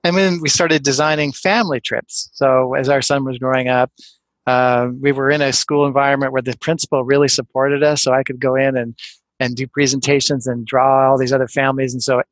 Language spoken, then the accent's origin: English; West Coast, United States; also born or lived in Ann Arbor, Michigan; I'm from the West Coast. I had 7 good years in the Midwest, and I loved it, and Ann Arbor's pretty, unique, but then I moved back out west